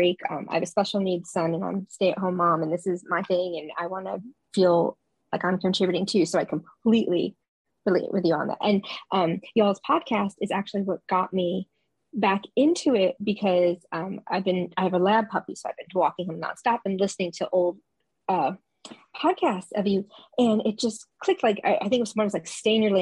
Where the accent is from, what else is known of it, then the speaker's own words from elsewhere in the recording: New York, United States; moved away; I'm originally from New York and Italian